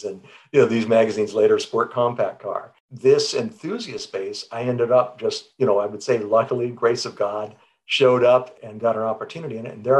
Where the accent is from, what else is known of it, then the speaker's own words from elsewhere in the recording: Southern California, United States; growing up in Southern California, 1960s and 1970s